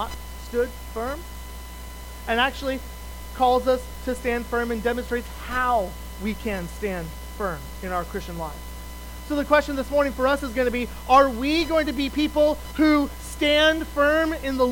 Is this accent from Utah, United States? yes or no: no; Wyoming, United States; moved away as an adult; also born or lived in Colorado / Kentucky / Ontario; now in Ohio, United States; I grew up in Wyoming